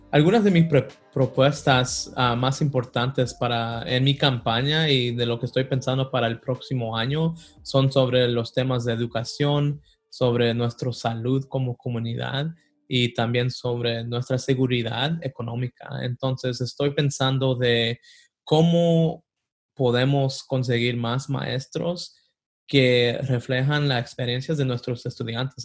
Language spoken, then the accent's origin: Spanish; Sanford, North Carolina, United States; also born or lived in Los Angeles, California; nací en Los Ángeles, California, pero venimos a Carolina como cuando tenía como siete años, a un condado que se llama Lee, el condado de Lee Ah, en Sanford